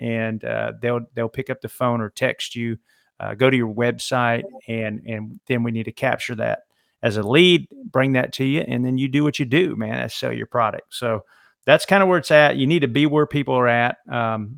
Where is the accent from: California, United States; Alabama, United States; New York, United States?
Alabama, United States; I'm from Alabama